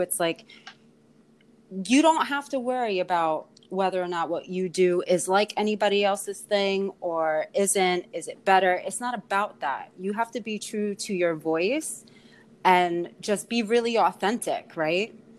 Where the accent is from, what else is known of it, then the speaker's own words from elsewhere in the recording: New York City, New York, United States; also born or lived in Ireland; born and raised in Queens in Astoria